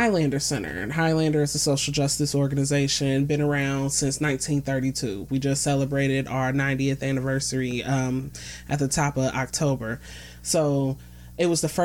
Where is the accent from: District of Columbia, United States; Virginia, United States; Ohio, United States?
Ohio, United States; Cincinnati; also born or lived in Plainfield, New Jersey; I was raised in Cincinnati.